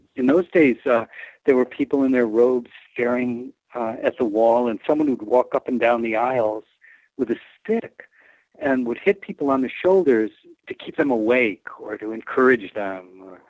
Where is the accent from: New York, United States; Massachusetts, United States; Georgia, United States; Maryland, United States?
New York, United States; Rochester; Right, my hometown, right across the street from where I was living.